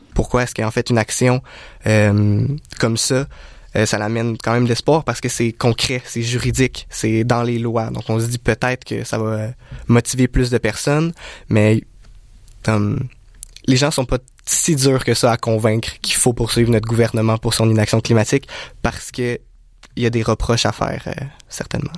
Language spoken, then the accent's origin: French; Canada; en tant que Canadien